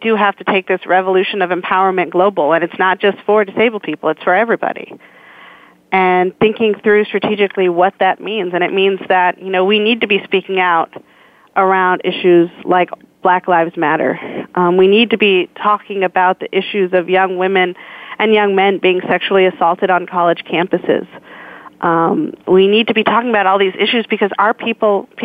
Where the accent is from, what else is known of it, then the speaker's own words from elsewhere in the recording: San Francisco, California, United States; growing up in San Francisco during the AIDS outbreak in the 80s